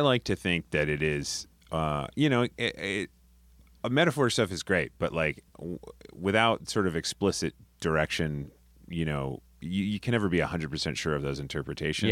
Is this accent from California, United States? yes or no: no; Rhode Island, United States; moved away as an adult; also born or lived in Boston; now in New York, United States; I'm from Rhode Island, and, uh, I went to school in Boston.